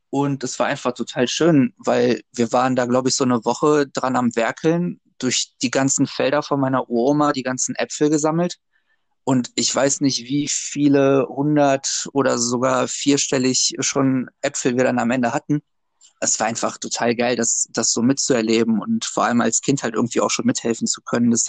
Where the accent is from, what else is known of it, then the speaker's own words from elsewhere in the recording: Wuppertal, North Rhine-Westphalia, Germany; also born or lived in Gdańsk, Poland; Ich bin gebürtiger Wuppertaler, bin aber auch in Danzig aufgewachsen und dann immer hin und her.